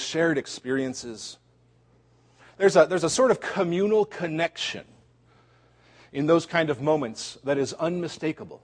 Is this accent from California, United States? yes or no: no; Cincinnati, Ohio, United States; moved away; also born or lived in Chicago; Cincinnati, one of my hometown places